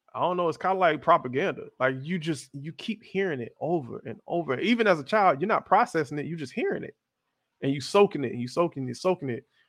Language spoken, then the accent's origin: English; Florida, United States; I'm from Florida